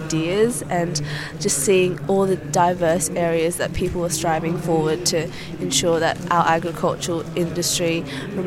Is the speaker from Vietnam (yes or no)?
yes; Vietnam; now in Australia; my home country of Vietnam